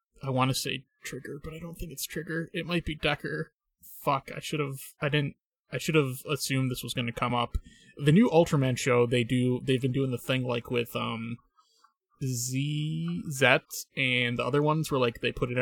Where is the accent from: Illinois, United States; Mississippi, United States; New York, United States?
Illinois, United States; home state of G-Fest; G-Fest, the Godzilla convention that is in my home state